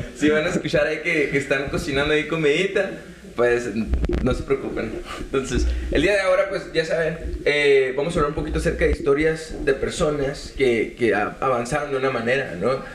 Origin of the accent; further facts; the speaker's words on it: Sonora, Mexico; nosotros venimos de Sonora